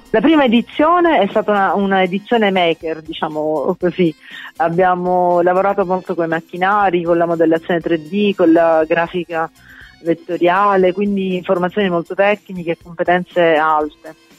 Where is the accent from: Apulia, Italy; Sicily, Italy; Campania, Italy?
Sicily, Italy; da siciliana a Roma